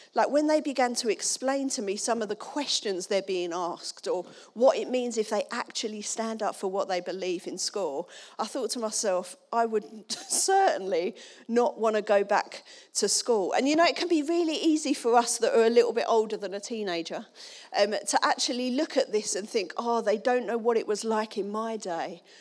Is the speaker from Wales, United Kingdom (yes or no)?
no; Dagenham, London, United Kingdom; I'm from Dagenham.